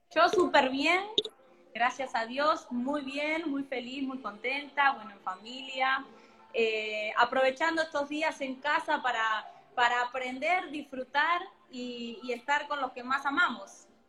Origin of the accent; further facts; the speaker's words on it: Argentina; si bien amo mi país, amo Argentina